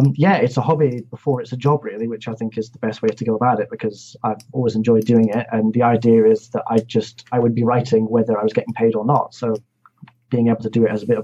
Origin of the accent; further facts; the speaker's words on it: Inverness, Scotland, United Kingdom; also born or lived in Glasgow; now in Edinburgh, United Kingdom; I'm half Scottish, half English. I was born in Inverness.